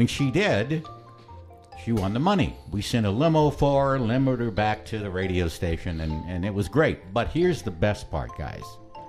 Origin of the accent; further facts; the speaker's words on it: Midwest, United States; That was the best part about, I think, people have told me growing up in the Midwest, having that non-accent kind of thing going on.